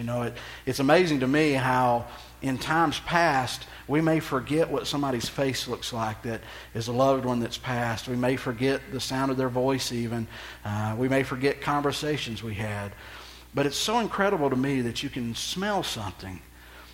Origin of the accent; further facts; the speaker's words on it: Texas, United States; I'm from Texas